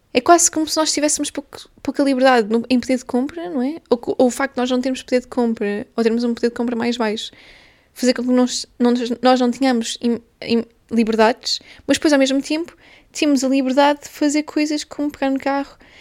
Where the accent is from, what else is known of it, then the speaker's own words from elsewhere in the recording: Portugal; first language Portuguese; moved away as an adult; now in London, United Kingdom; Eu venho de Portugal, eu sou portuguesa